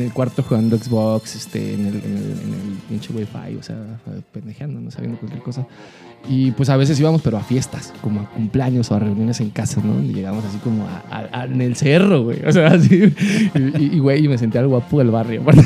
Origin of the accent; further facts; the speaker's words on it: Mexico City, Mexico; moved away as an adult; now in Guadalajara, Mexico; soy chilango